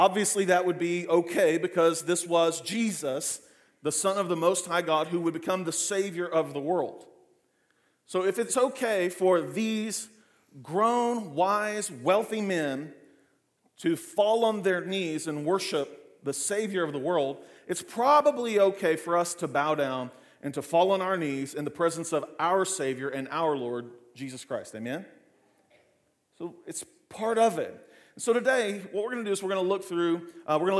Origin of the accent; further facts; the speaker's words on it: Clinton, United States; growing up in Clinton